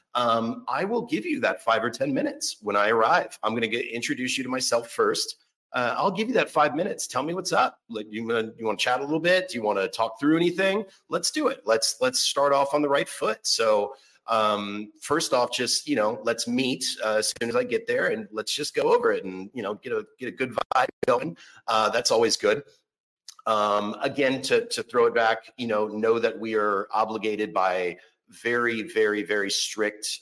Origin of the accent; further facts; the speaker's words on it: Orlando, Florida, United States; now in Seattle, United States; I'm originally from Orlando, Florida